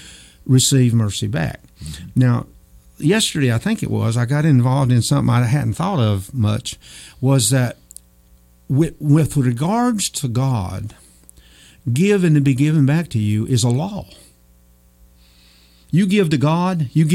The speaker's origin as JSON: {"language": "English", "town": "Old Fort", "country": "United States", "tie": "born or raised there", "said": "I grew up in Old Fort, knew a lot of people"}